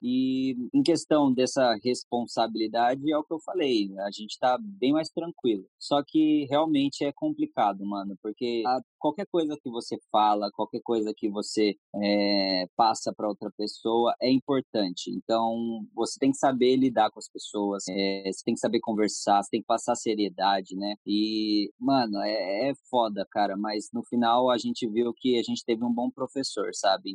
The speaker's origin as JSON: {"language": "Portuguese", "town": "Jacareí", "region": "São Paulo", "country": "Brazil", "tie": "born or raised there", "said": "a gente é de Jacareí, né? Eu nasci em Jacareí"}